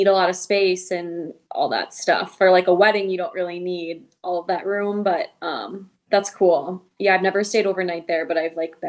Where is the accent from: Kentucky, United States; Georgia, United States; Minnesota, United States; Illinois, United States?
Minnesota, United States; Twin Cities; born or raised there